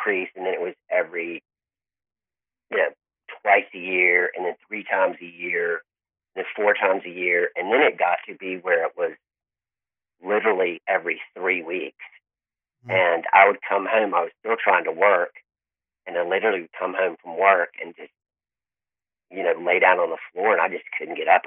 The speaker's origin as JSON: {"language": "English", "town": "Mount Pleasant", "region": "South Carolina", "country": "United States", "tie": "born or raised there", "also_born_or_lived": "Tallahassee, Florida", "said": "I grew up in Charleston, South Carolina, actually Mount Pleasant."}